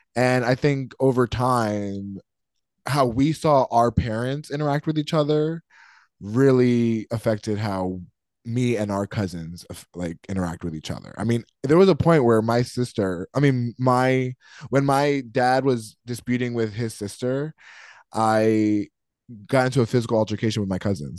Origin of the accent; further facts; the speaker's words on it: North Carolina, United States; moved away; ever since I moved out away from North Carolina